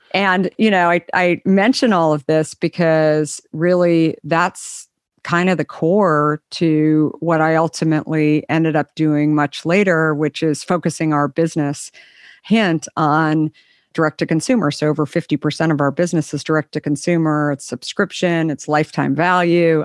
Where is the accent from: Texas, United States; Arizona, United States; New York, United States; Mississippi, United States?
Arizona, United States; Scottsdale; also born or lived in Minneapolis; grew up in Arizona